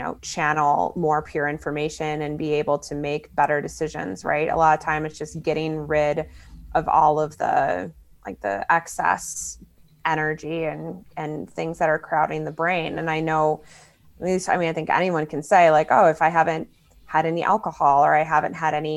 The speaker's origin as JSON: {"language": "English", "town": "Chicago", "region": "Illinois", "country": "United States", "said": "I'm from Chicago too. I've lived there most of my life"}